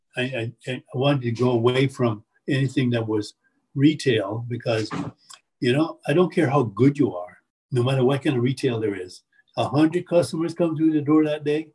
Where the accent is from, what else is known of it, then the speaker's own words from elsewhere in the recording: Jamaica; now in Appalachia, United States; I come from Jamaica, and, I, and my parents are from China